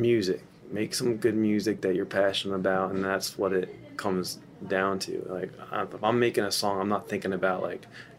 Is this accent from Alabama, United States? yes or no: no; New Jersey, United States; moved away; we're from Jersey